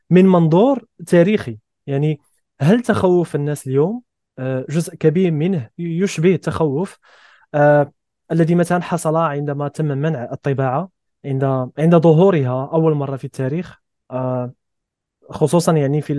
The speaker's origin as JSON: {"language": "Arabic", "country": "Egypt", "tie": "born or raised there", "said": "أنا ولدت ونشأت في مصر"}